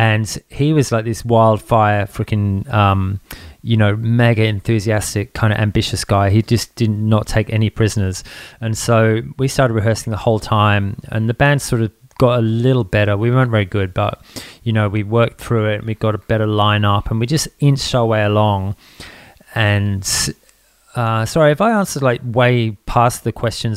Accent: England, United Kingdom; also born or lived in Townsville; now in Australia; I grew up in England back in the days when punk kind of kicked off over there.

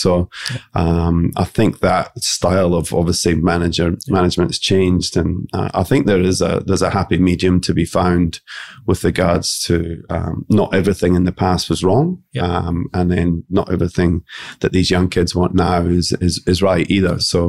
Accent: Scotland, United Kingdom; Being Scottish, I think we're quite a conservative nation and by nature.

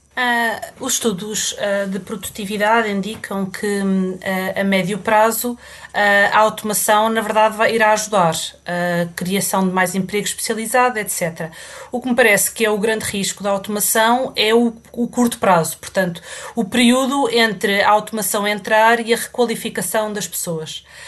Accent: Portugal; moved away as an adult; now in England; Eu saí de Portugal uh, quando acabei, uh, pouco depois de ter acabado a faculdade, ao fim de pouco tempo de, de, de estar no mercado de trabalho, um, e já vão mais de 20 anos e nunca mais voltei

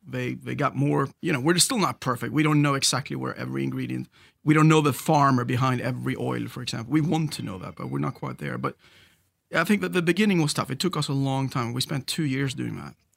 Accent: Sweden; moved away; And I grew up on the Swedish West Coast. I'm a Swede originally

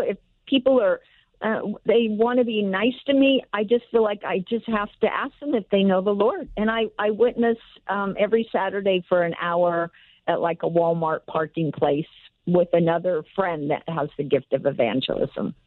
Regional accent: El Salvador; now in Encino, United States; I am from El Salvador

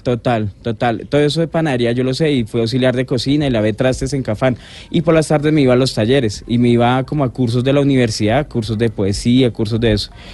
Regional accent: Colombia

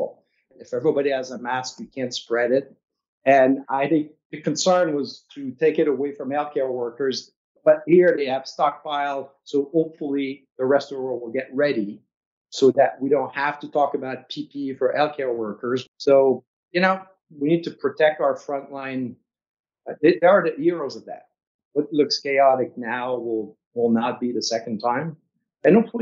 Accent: Quebec, Canada; moved away; I'm from Quebec, so it's quite far from here

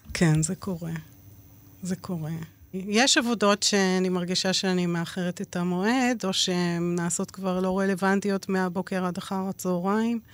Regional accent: Israel; גדלתי באיזה מין בידוד תקשורתי במושב

